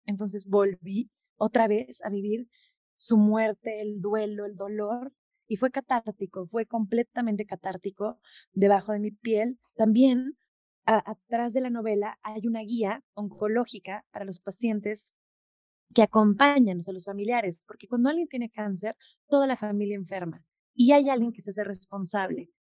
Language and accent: Spanish; Mexico; en México no lo pudimos hacer por mil complicaciones, por la burocracia, porque está de más explicarte por qué no lo pude hacer en mi país